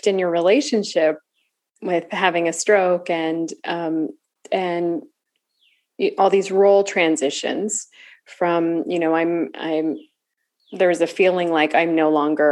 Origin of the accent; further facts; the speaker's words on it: California, United States; moved away as an adult; also born or lived in the American South; now in Southern United States; I'm new to the South. I'm, you know, 11, 12 years into the South, but I'm from California. I did not grow up saying y'all